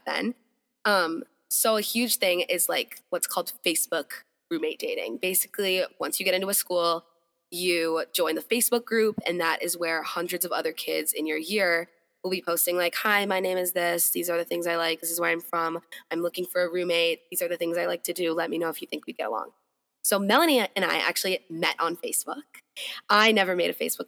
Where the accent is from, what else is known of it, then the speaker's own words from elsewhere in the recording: Minneapolis, Minnesota, United States; moved away as an adult; I'm originally from Minneapolis, Minnesota